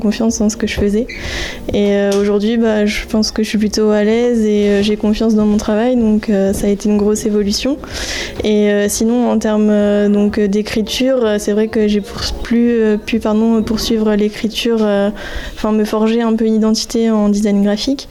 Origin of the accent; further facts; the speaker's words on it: Normandy, France; moved away as an adult; je suis pas du tout de la région de base, je suis euh, de Normandie